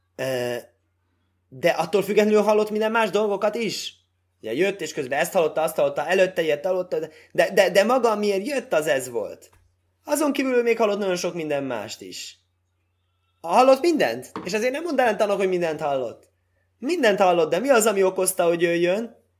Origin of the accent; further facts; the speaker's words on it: Hungary; moved away; olyan magam fajta ember, aki elhagyja szülő hazáját, és akkor az, úgy, úgy számítják, mint magyar ember